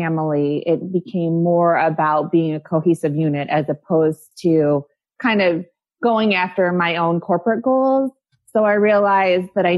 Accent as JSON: {"language": "English", "town": "Kalamazoo", "region": "Michigan", "country": "United States", "tie": "born or raised there", "moved": "as an adult", "lives_now": "Bradenton, United States", "said": "I am originally from Michigan. I grew up in the Kalamazoo area, went to high school there"}